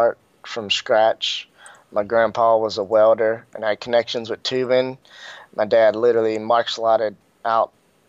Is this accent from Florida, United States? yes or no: no; Denham Springs, Louisiana, United States; now in North Carolina, United States; I'm actually born and raised in Denham Springs, Louisiana.